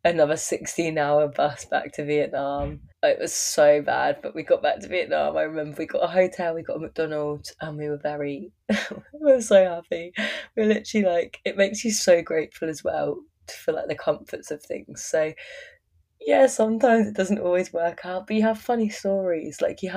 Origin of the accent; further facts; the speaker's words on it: Surrey, South East England, United Kingdom; moved away as an adult; now in Byron Bay, Australia; my hometown in Surrey in England